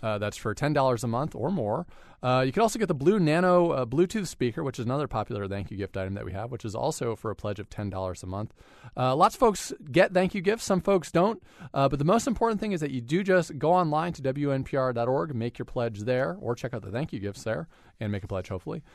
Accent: West Hartford, Connecticut, United States; from West Hartford, my hometown

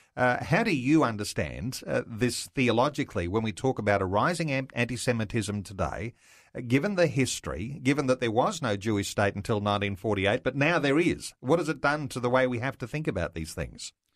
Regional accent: Australia; as Australian Christian believers

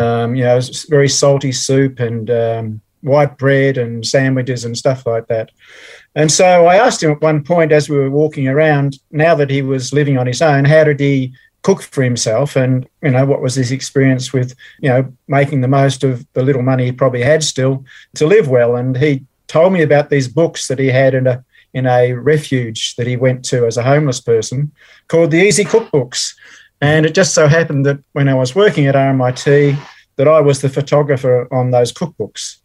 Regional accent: Melbourne, Victoria, Australia; also born or lived in England; born and raised in Melbourne. Mm-hmm. Um, so I've always been a Melbourne person

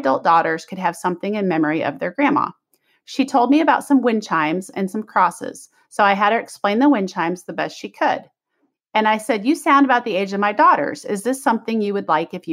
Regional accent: Kansas City, United States; moved away; I'm from Kansas City

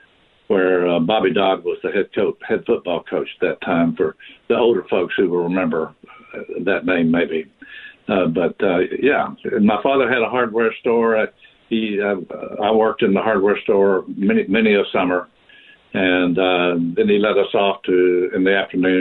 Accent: Cookeville, Tennessee, United States; Growing up in Tennessee, well, it was called Cookeville, Tennessee. It is still called Cookeville, Tennessee, and it's a town of about 8,000 when I was growing up.

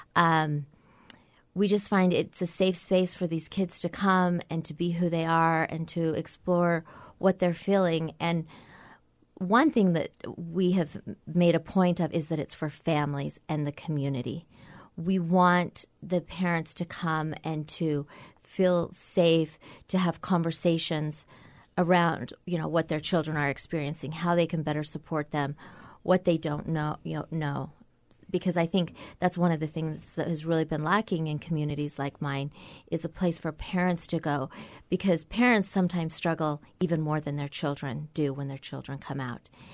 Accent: Orem, Utah, United States; also born or lived in Provo, Utah / Washington, D.C.; I grew up in Orem, and I went to B Y U for seven years

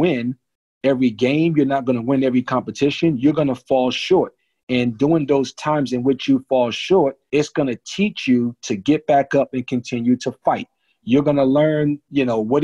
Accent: New Jersey, United States; when I was a kid, I grew up in New Jersey

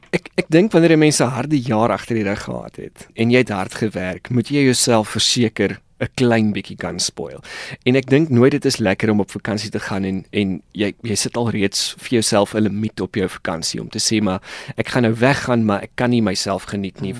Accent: South Africa

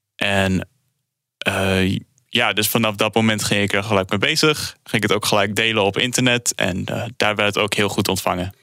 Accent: Netherlands; we komen zelf uit Nederland

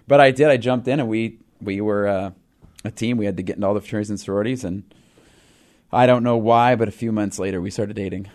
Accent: Pacific Northwest, United States; we're from the Pacific Northwest

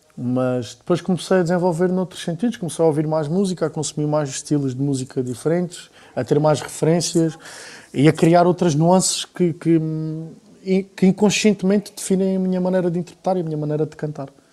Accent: Alentejo, Portugal; accent: Alentejano; não tenho um alentejano muito carregado na maneira de falar, mas nota-se, é, é, evidente que se nota

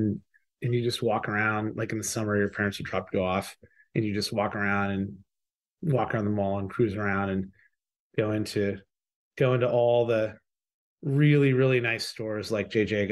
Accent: Bellevue, Washington, United States; I grew up in Bellevue

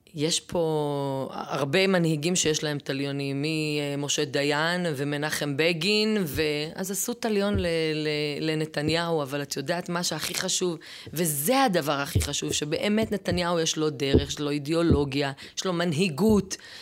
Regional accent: Ofakim, Southern District, Israel; now in Ma'ale Adumim; אני בת אופקים. גדלתי באופקים

